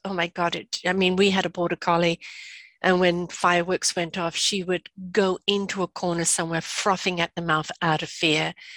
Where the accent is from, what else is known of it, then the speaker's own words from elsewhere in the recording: England, United Kingdom; now in Canada; I'm from England. We didn't have Halloween